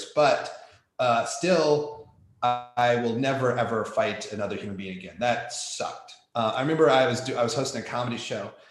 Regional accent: Iowa, United States; I grew up wrestling in Iowa, from Iowa.

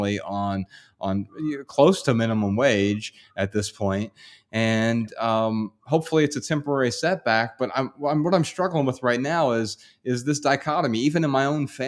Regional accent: Dayton, Ohio, United States; I'm from Dayton, Ohio

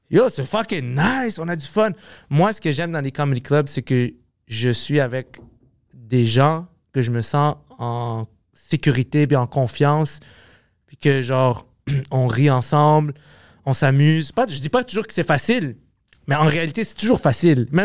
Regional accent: Montreal, Quebec, Canada; je viens de Ville-Saint-Laurent, là. Je viens d'à côté d'ici, là.

